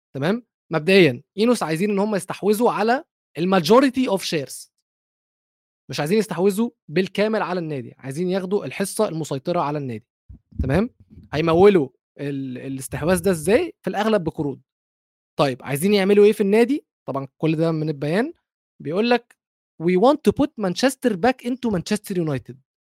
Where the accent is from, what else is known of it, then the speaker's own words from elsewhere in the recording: Egypt; اي ام نوت قطري فعلا انا مصري